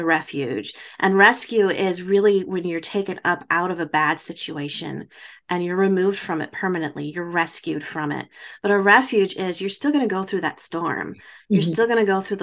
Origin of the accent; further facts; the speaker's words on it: Baraboo, Wisconsin, United States; a theater in my hometown that Al Ringling from the Ringling Brothers Circus built